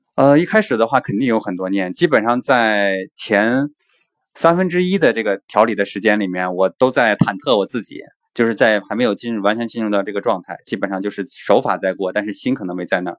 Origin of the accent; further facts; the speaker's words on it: China; 我们中国人的骄傲